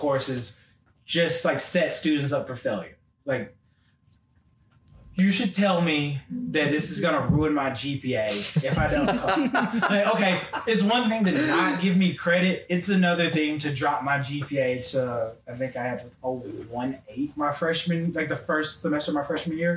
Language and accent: English; Memphis, Tennessee, United States; moved away as an adult; also born or lived in Knoxville, Tennessee; I'm from Memphis, Tennessee, born and raised.